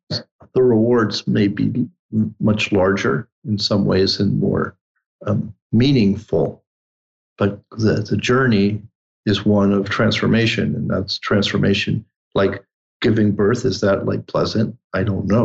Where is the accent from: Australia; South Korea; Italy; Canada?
Italy; English is a second language; now in United States; I grew up in the Alps in Italy